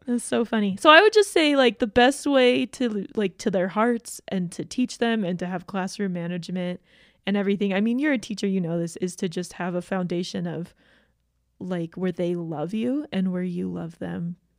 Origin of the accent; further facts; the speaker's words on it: Georgia, United States; moved away; I grew up in Georgia.